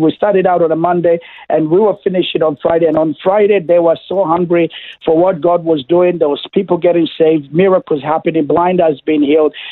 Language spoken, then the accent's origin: English; Kenya; now in Toowoomba, Australia; I was born in Kenya, that's uh, East Africa